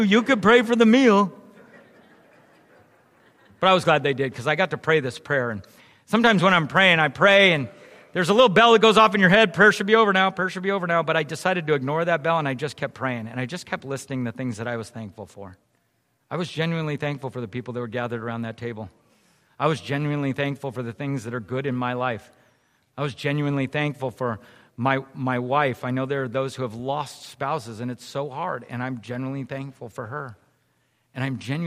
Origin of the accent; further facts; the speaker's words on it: San Jose, California, United States; I grew up in San Jose